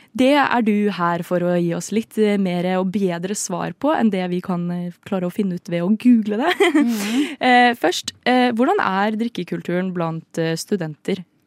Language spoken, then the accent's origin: Norwegian; Trøndelag, Norway; accent: trøndersk; moved away; jeg er oppvokst der. Eller ikke oppvokst, oppvokst, Jeg bodde der i noen år. Sju år.